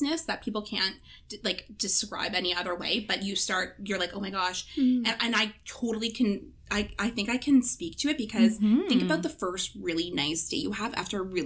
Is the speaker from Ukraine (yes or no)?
no; Canada; I was back home this past weekend, which was Thanksgiving here in Canada, and I saw so many girls crying at the fall fair in my hometown